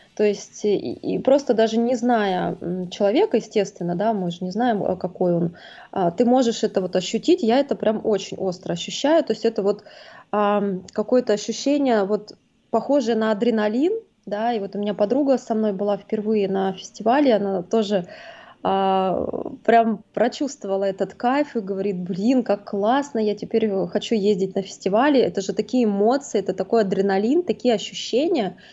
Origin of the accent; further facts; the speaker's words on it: Saint Petersburg, Russia; я из Питера.